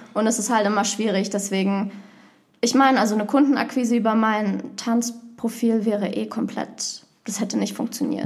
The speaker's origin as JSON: {"language": "German", "region": "Berlin", "country": "Germany", "tie": "born or raised there", "said": "ich komme aus Berlin. Ich bin oh. da auch aufgewachsen"}